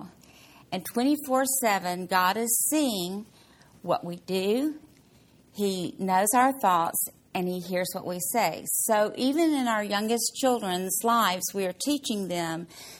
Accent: Mississippi, United States; I'm from Mississippi

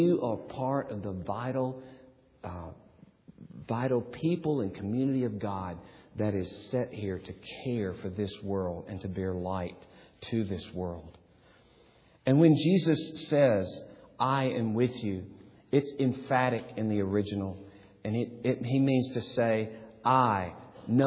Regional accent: Gadsden, Alabama, United States; moved away; my hometown, Gadsden

